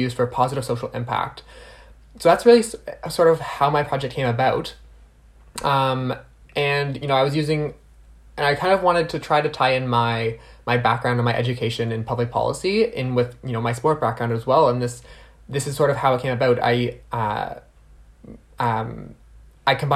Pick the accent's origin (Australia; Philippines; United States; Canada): Canada; New Brunswick; now in Ottawa, Canada; I'm originally from New Brunswick, so I do like to shout out to my East Coast family